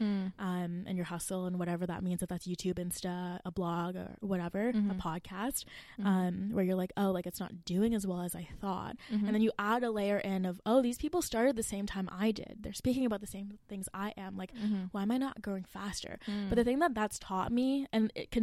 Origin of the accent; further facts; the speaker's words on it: Mississauga, Ontario, Canada; moved away as an adult; now in Waterloo, Canada; I'm from Mississauga